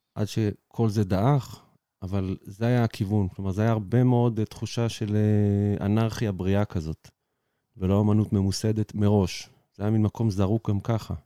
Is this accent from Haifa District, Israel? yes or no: yes; Ein HaShofet, Haifa District, Israel; moved away as an adult; now in Mitzpe Ramon, Israel; הייתי גר בצפון, במוצאי מעין השופט, קיבוץ ביערות מנשה אי שם